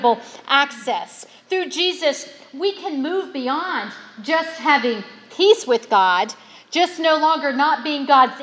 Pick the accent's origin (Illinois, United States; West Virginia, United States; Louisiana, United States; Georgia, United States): West Virginia, United States; I was from West Virginia